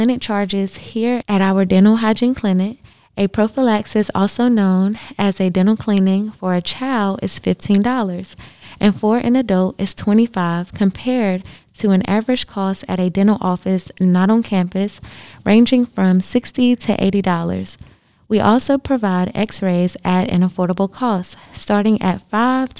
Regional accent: Wilson, North Carolina, United States; I'm from Wilson, North Carolina

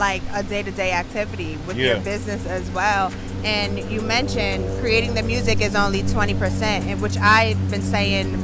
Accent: New York, United States; moved away; I'm from New York

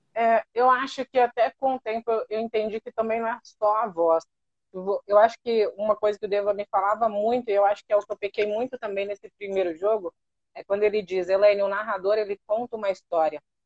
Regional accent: Catanduva, São Paulo, Brazil; also born or lived in Paraná; eu nasci no Paraná mas eu fui muito pequenininha para o interior de São Paulo

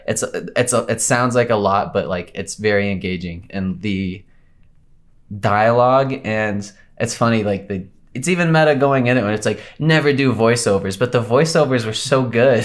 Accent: Colorado, United States; I'm from Colorado, born and raised.

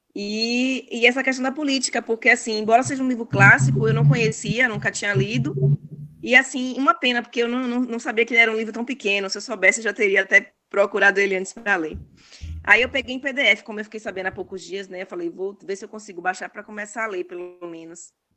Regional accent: Salvador, Bahia, Brazil; sou de Salvador, Bahia

